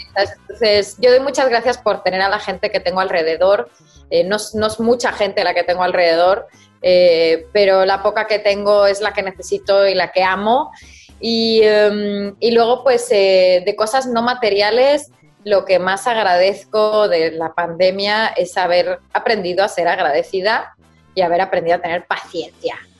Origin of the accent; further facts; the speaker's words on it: Madrid, Community of Madrid, Spain; accent: madrileña; moved away as an adult; also born or lived in Mexico; now in United States; yo mi acento de madrileña es difícil que se me vaya